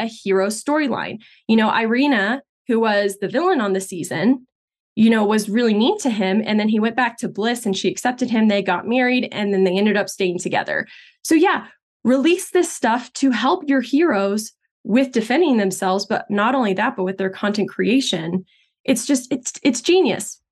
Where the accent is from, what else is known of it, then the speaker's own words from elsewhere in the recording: Texas, United States; I grew up in Texas, but my parents are Brazilian